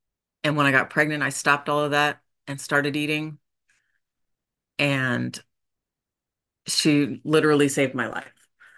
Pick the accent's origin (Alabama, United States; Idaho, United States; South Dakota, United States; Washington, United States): Idaho, United States; Boise; also born or lived in Oregon; I was born in Oregon and grew up in Boise, Idaho. Moved a lot, went to 9 different elementary schools